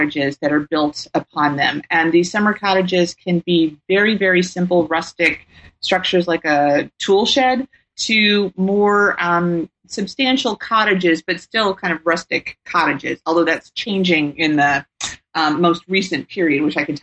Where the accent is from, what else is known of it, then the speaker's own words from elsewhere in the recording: Tennessee, United States; moved away as an adult; also born or lived in Indiana; now in California, United States; I grew up in Tennessee